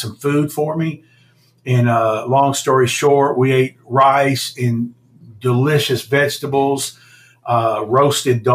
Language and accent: English; United States; being an American entrepreneur